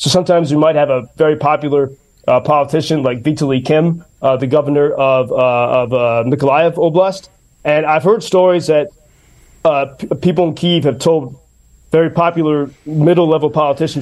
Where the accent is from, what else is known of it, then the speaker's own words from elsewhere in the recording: United States; as an American